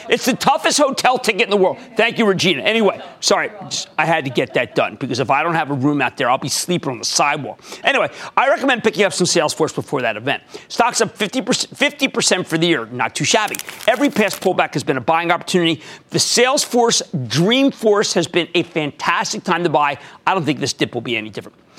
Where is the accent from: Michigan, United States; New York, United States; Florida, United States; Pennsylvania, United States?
Pennsylvania, United States; Philadelphia; moved away; my hometown of Philadelphia